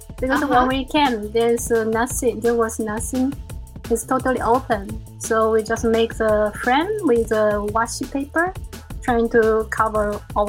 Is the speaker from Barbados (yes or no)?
no; China; also born or lived in South America; now in Tokyo, Japan; I was born in China, and when I was a kid, we didn't have so many things, and we live in a big family, 10 people.